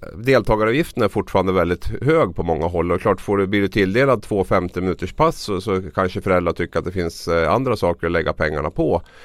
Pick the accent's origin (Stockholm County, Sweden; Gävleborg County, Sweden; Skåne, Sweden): Gävleborg County, Sweden; Gävle; mitt hem, min hemstad Gävle